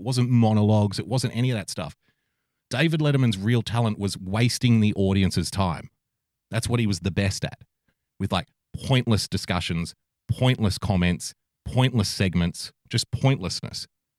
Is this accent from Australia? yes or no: yes; Australia; I'm an Australian.